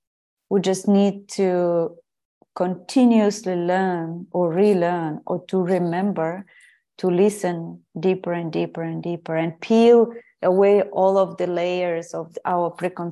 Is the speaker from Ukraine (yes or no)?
yes; Ukraine; English is a second language; also born or lived in Portugal; I guess I've always been very tuned in with nature, thanks to my family, my grandmothers, and where I grew up in Ukraine.